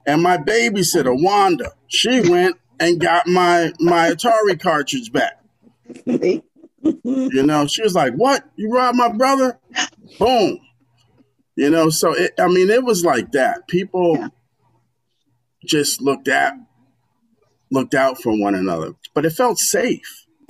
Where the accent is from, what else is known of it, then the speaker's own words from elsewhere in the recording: New York City, New York, United States; Well, my parents, we moved from Crown Heights to South Portland in 1972. That's when my parents bought the house. You know, I was 2 years old.